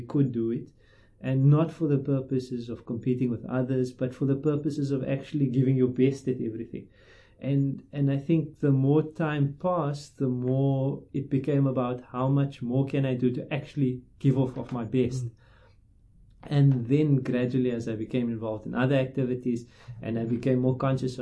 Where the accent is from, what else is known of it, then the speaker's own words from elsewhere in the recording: Cape Town, Western Cape, South Africa; I grew up in Cape Town in Rylands